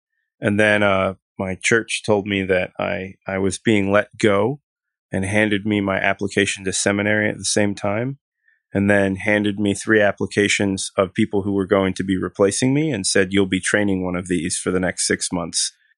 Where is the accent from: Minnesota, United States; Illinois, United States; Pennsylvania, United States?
Pennsylvania, United States; Philadelphia; born there; So I was born in Philadelphia, and my family has been, for the most part, Presbyterian, I think, all of my life, and even before that. So I grew up in a very structured mainline denomination.